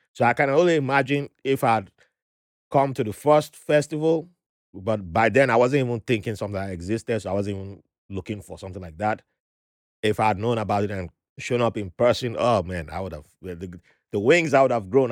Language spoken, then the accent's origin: English; Benin City, Edo, Nigeria; first language Ijaw; when I was growing up in Benin City